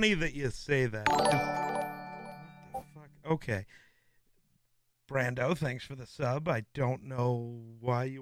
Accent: Wyoming, United States; I'm not from Minnesota. I'm from Wyoming.

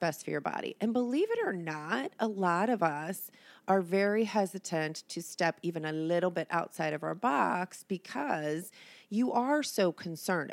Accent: Oregon, United States; also born or lived in Ohio; now in Cincinnati, United States; I was born, um, in Oregon.

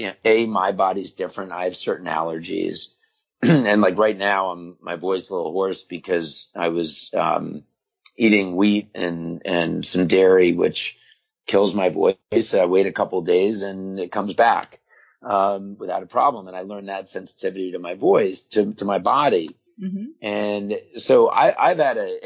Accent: Florida, United States; also born or lived in New York; when I was 9, 10 years old, and we moved to Florida from New York

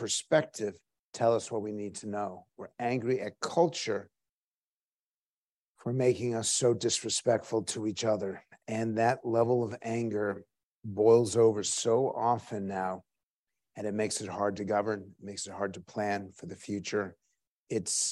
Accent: United States; being American

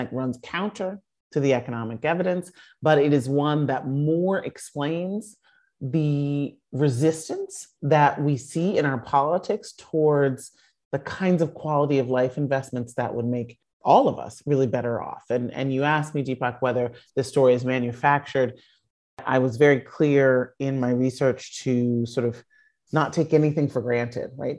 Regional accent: Chicago, Illinois, United States; I grew up in Chicago in the industrial Midwest

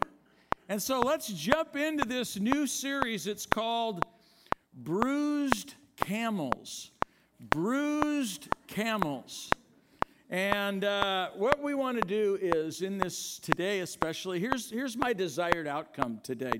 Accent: Oakland, California, United States; I grew up in Oakland

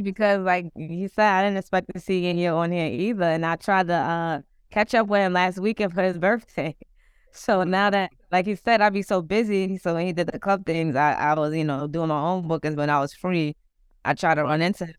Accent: New York City, New York, United States; I'm from Queens

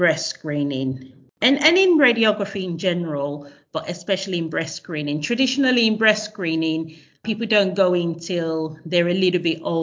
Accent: Nigeria; moved away as an adult; also born or lived in Australia; now in London, United Kingdom; I was born in Nigeria and I went straight from secondary school to university in Australia.

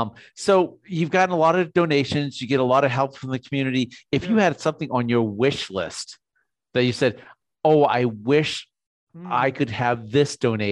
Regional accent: Boston, Massachusetts, United States; I'm from Boston.

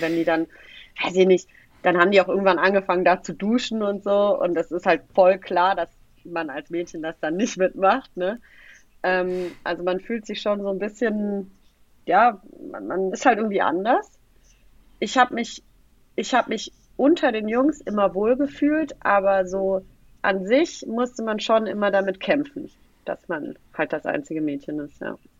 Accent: Tübingen, Baden-Württemberg, Germany; now in Frankfurt, Germany; ich bin in Tübingen geboren und groß geworden.

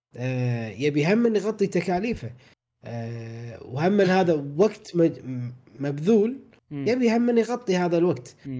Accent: Kuwait; احنا عندنا بالكويت

